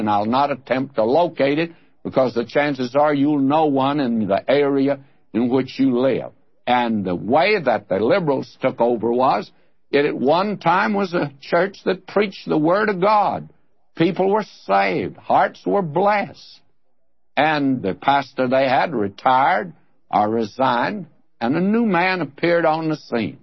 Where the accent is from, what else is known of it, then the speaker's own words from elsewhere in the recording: the South, United States; moved away as an adult; now in California, United States; the church that I was raised in the South